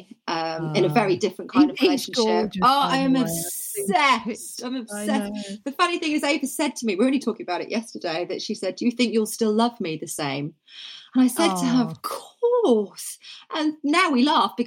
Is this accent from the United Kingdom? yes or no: yes; Norfolk, East of England, United Kingdom; I grew up in Norfolk